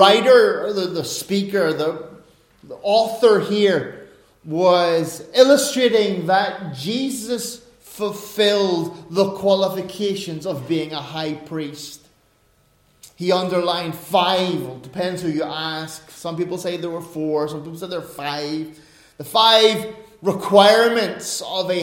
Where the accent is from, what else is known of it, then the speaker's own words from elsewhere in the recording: Northern Ireland, United Kingdom; As an Irishman, as a Northern Irishman, as a Northern Irish Protestant